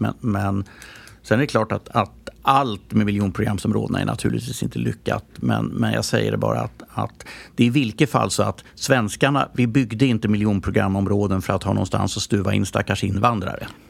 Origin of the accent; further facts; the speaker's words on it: Stockholm, Stockholm County, Sweden; jag växte upp på Östermalm, men när jag kom ner, gick ut porten på, på Riddargatan där vi bodde